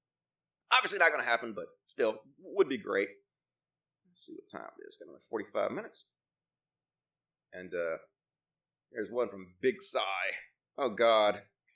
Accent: Texas, United States; I was born and raised in Texas, so I've seen it.

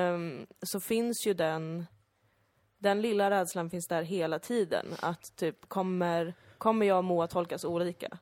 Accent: Sweden; växa upp bland i princip bara svenskar

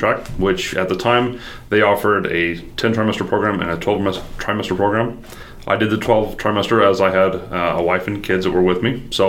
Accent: Utah, United States; So I am actually from Utah.

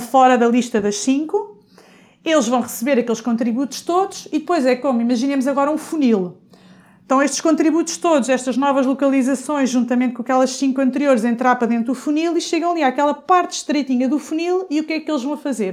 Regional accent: Coimbra, Centro, Portugal; eu sou de Coimbra

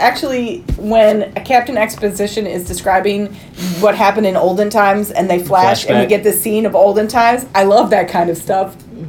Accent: Michigan, United States; I am from Michigan.

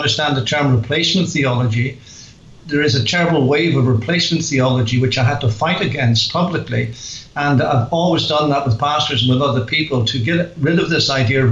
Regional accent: Belfast, Northern Ireland, United Kingdom; accent: Northern Irish; moved away as an adult; now in England; I am from Belfast and very familiar with the Belfast Christian Circle

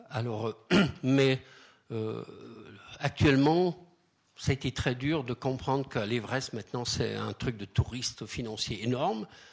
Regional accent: Switzerland; chez nous, en Suisse

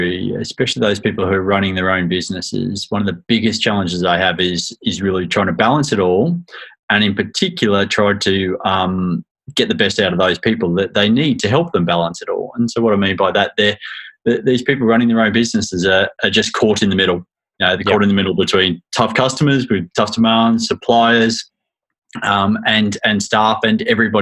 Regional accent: Australia; moved away as an adult; now in United Kingdom; in spite of my accent, I was born in the UK, but I grew up in Australia from a very young age

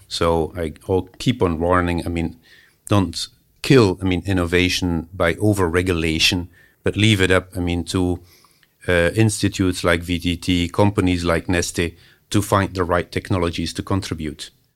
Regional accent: Belgium; moved away; also born or lived in Finland; that's that's my home country, Belgium

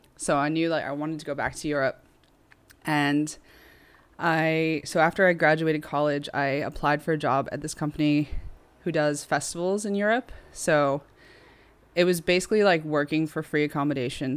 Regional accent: United States; moved away as an adult; now in Liverpool, United Kingdom; I'm American myself

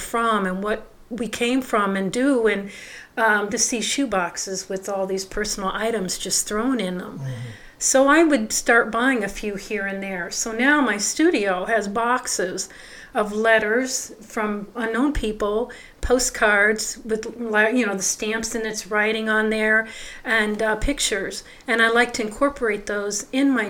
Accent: Cleveland, Ohio, United States; I'm originally from the Cleveland area of Ohio. I lived in a suburb there, grew up there, went to school there

